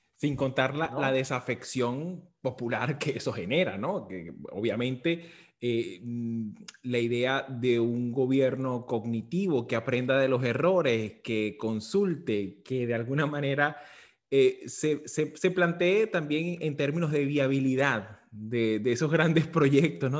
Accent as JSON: {"language": "Spanish", "country": "Venezuela", "said": "como venezolano"}